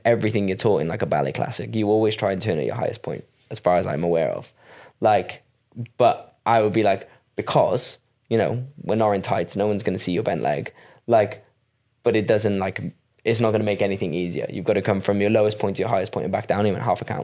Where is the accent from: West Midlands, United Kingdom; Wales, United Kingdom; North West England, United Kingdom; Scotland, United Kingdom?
Wales, United Kingdom; I'm from Wales